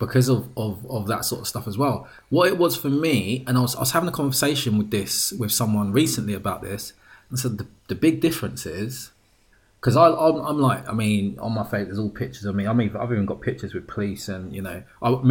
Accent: United Kingdom; Literally, as you can see, I'm British.

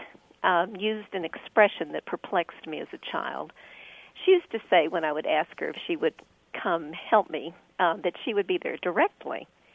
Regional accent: the North, United States; being a child who was growing up in the North

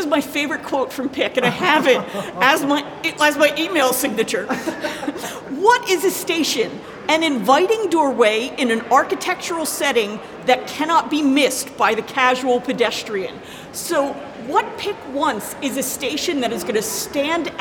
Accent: Philadelphia, Pennsylvania, United States; moved away as an adult; now in London, United Kingdom; I am a Philadelphian who has come to London to seek fame and fortune with the underground.

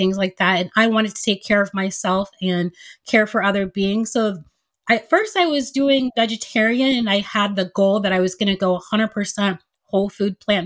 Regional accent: United States; also born or lived in Nigeria; my family immigrated to the United States when I was 2 years old.

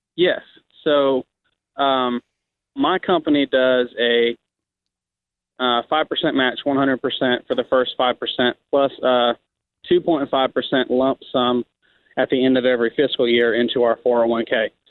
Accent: Atlanta, Georgia, United States; I grew up in Atlanta

